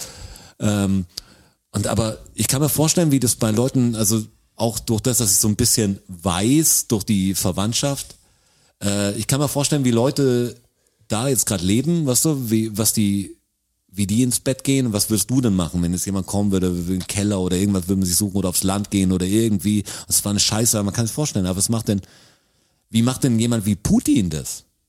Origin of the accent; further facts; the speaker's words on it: Germany; ich bin Deutscher